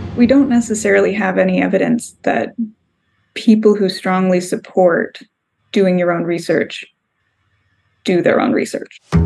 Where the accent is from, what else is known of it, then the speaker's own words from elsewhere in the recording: Southern California, United States; we're both from Southern California. Mm-hmm. And when you grow up in Southern California, we, we just sort of by coincidence have a lot of friends, family members, old people we went to school